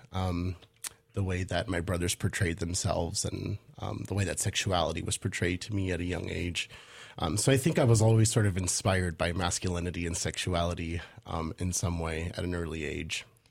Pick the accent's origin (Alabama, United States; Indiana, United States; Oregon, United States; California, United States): Oregon, United States; Portland; also born or lived in Los Angeles / Midwest; I'm from Los Angeles, but I, I came of age in Portland.